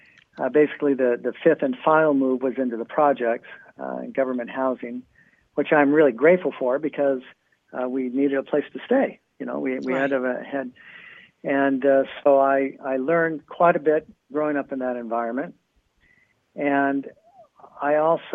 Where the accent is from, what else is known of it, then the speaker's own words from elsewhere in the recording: San Luis Obispo, California, United States; also born or lived in Santa Cruz, California; I grew up in a little town called San Luis Obispo, California. We actually lived in Santa Cruz before